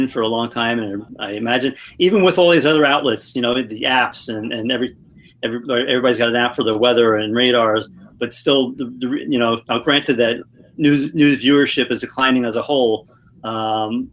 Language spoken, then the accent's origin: English; Levittown, New York, United States; also born or lived in Oswego, New York; now in Phoenix, United States; I grew up in Levittown